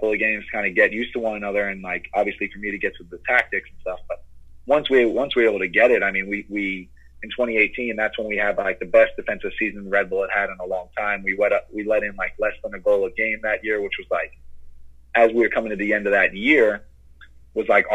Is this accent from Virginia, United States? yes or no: no; Long Island, New York, United States; being from Long Island to get traded back to my hometown